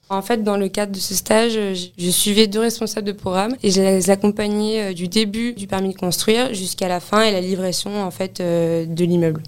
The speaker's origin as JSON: {"language": "French", "town": "Paris", "region": "Île-de-France", "country": "France", "tie": "born or raised there", "also_born_or_lived": "Lille", "said": "je suis née à Paris, j'ai grandi à Paris"}